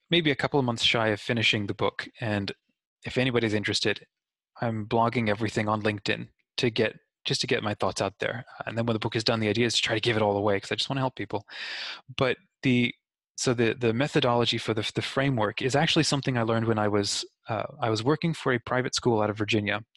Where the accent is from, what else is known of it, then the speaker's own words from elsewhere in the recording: New Zealand; also born or lived in Australia; I am 31, but in growing up in New Zealand and Australia